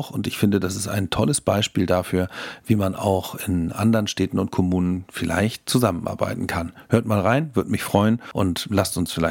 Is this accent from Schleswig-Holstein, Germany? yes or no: yes; Lübeck, Schleswig-Holstein, Germany; wahrscheinlich wisst, komme ich aus Lübeck.